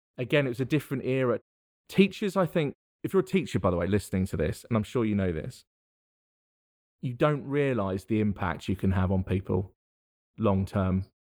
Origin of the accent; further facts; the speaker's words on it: thirty miles west of central London, South East England, United Kingdom; now in Worcester, United Kingdom; thirty miles directly west of central London is where I'm from